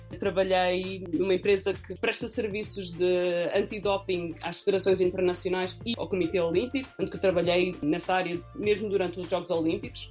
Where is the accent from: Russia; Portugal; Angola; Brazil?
Portugal; Coimbra, Centro; moved away as an adult; also born or lived in Oeiras / London / Paris; now in Lausanne, Switzerland; Eu sou nascida em Oeiras, mas vivi quase toda a minha vida em Coimbra